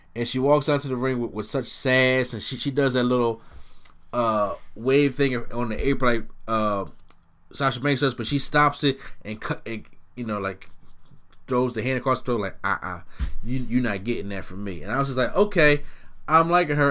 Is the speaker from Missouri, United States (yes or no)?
no; Philadelphia, Pennsylvania, United States; the city of Philadelphia 'cause this is my hometown city